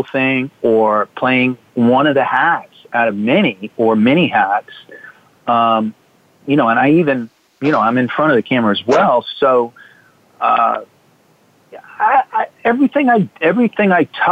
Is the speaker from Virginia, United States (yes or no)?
yes; Virginia, United States; moved away as an adult; also born or lived in Arizona; I'm from Virginia